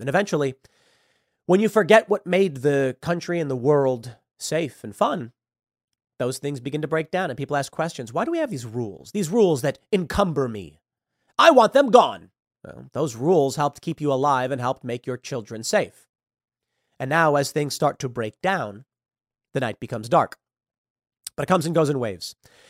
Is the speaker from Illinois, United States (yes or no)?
yes; Chicago, Illinois, United States; also born or lived in New York; I grew up in Chicago and lived in New York.